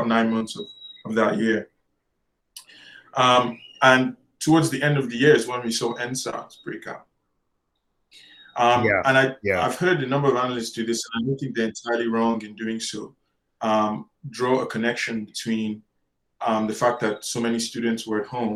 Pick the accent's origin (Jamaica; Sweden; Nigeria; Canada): Nigeria; a Nigerian academic myself